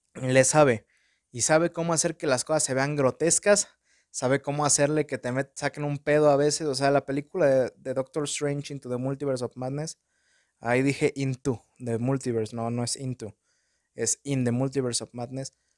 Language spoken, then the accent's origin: Spanish; Mexico; tengo mi acento en inglés bien pocho porque soy un pinche mexicano